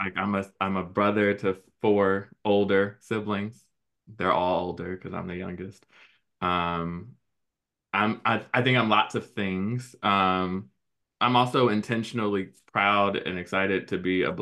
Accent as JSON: {"language": "English", "town": "Chicago", "region": "Illinois", "country": "United States", "tie": "born or raised there", "said": "I grew up in Chicago"}